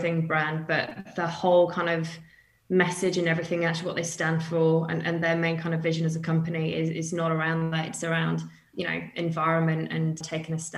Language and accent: English; United Kingdom; moved away as an adult; as you can tell from my accent, I'm from the UK. So I've kind of moved to the other side of the world. I did that 8 years ago now.